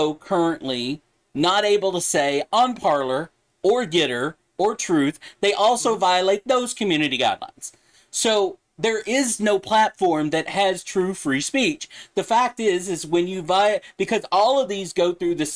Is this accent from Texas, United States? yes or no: yes; Dallas, Texas, United States; I grew up in South Dallas